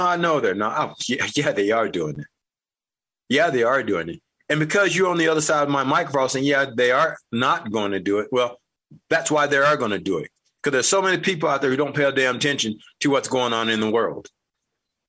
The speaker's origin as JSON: {"language": "English", "country": "United States", "said": "I'm an American."}